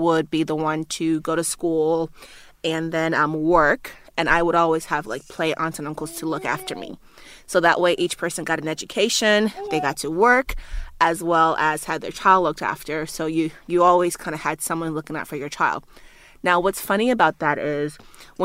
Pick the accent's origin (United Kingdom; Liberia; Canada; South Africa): Liberia; also born or lived in United States; now in Australia; growing up in Liberia